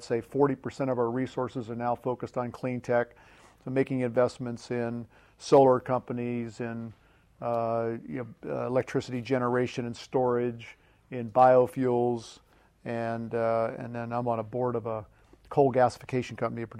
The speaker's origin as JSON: {"language": "English", "town": "Pittsburgh", "region": "Pennsylvania", "country": "United States", "tie": "born or raised there", "said": "Born and raised on the East Coast, grew up in Pittsburgh, educated in Pittsburgh and West Virginia, went to West Virginia University and Carnegie Mellon."}